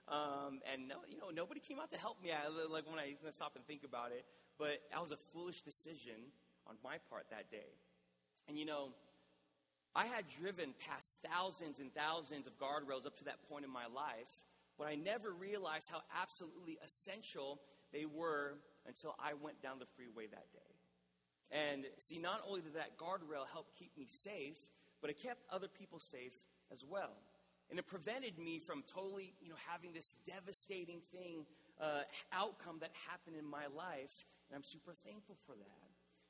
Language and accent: English; National City, California, United States; I did a ministry internship at the church that I grew up in National City